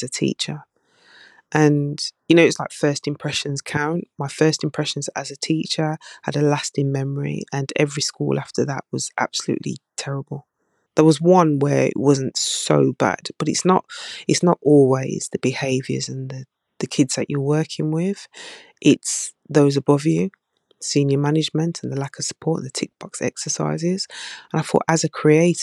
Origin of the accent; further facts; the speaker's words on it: Birmingham, West Midlands, United Kingdom; from Birmingham, even though you slated my accent.